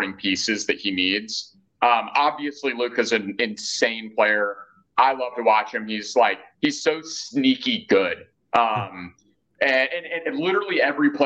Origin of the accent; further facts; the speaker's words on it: Dallas, Texas, United States; I grew up in Dallas. I played hockey in Dallas from 5 years old to 18